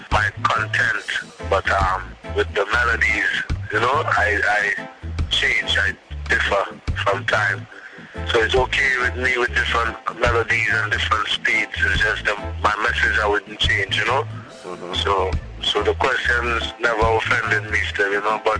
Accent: Trinidad & Tobago; I'm from Trinidad

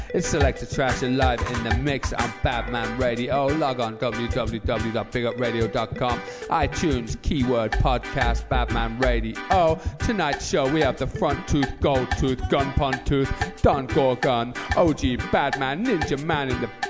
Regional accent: London, United Kingdom; From me growing up in South London, we started being a selector early 90s.

